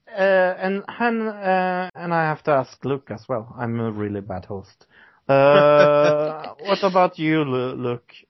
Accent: Norway; English is a second language; I'm from Norway

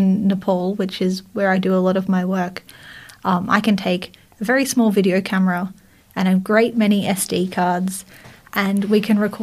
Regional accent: Australia; accent: Australian; choose to sound less Australian

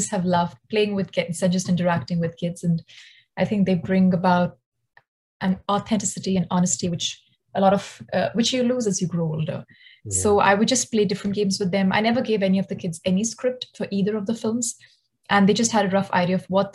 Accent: Delhi, India; moved away; my hometown in Delhi

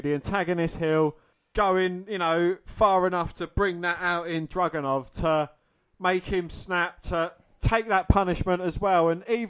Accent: United Kingdom; being British

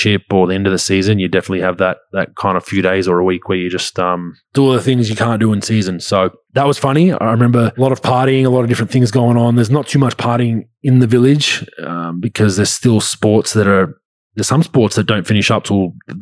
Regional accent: Australia; also born or lived in Utah; we're all Australian on that national team

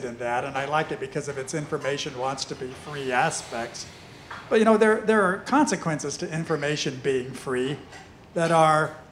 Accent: United States; I'm American

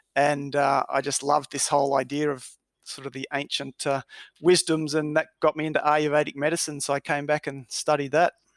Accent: Melbourne, Victoria, Australia; I was born in Melbourne, grew up in Melbourne

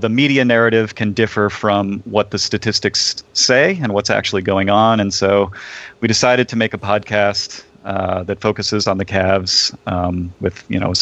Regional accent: Shaker Heights, Ohio, United States; I was born in Shaker Heights.

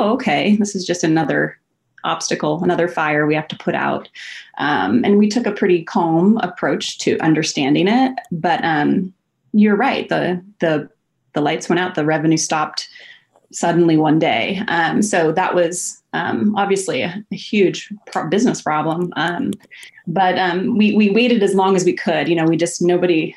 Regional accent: Puget Sound, Washington, United States; also born or lived in Hawaii; now in Portland, United States; I was raised in the Puget Sound

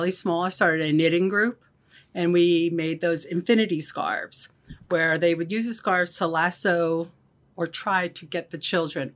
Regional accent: Matawan, New Jersey, United States; I was in a volunteer for a public library in the town I grew up in Mattawan

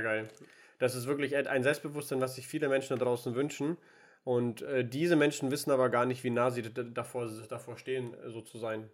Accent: Würzburg, Bavaria, Germany; moved away as an adult; also born or lived in Nuremberg; eine Zukunft in Würzburg aufbauen, da wo ich auch, äh, wo ich herkomme ursprünglich

